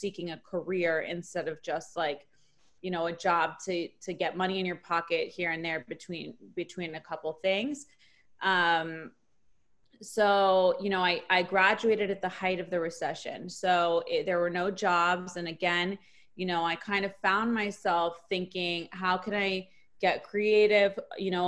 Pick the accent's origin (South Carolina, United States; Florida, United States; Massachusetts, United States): Florida, United States; Miami; also born or lived in New Orleans, Louisiana; I'm from Miami, Florida